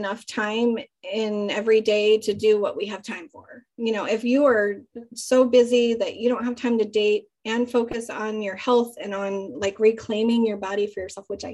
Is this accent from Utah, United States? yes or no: yes; Utah, United States; I grew up in Utah where it's like very conservative.